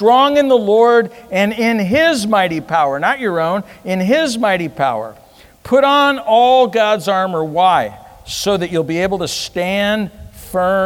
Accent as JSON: {"language": "English", "country": "United States", "said": "I'm American"}